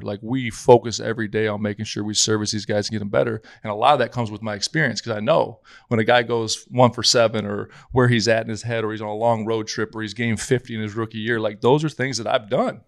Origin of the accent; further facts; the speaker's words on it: South Dakota, United States; growing up in South Dakota where I was